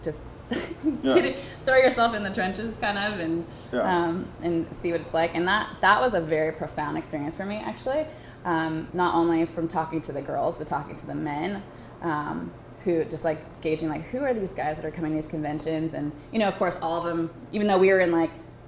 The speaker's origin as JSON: {"language": "English", "area": "Orange County", "region": "California", "country": "United States", "tie": "born or raised there", "said": "I was raised in Orange County, California"}